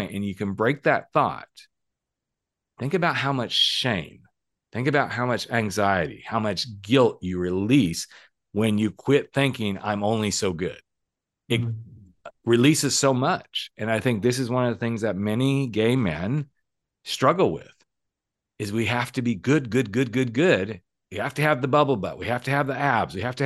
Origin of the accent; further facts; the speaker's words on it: United States; moved away; also born or lived in Oklahoma / Texas; I grew up in Oklahoma, Texas, all those lovely states